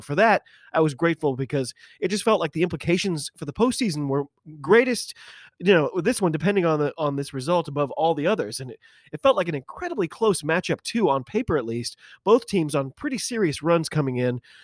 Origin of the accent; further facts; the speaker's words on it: United States; I'm an American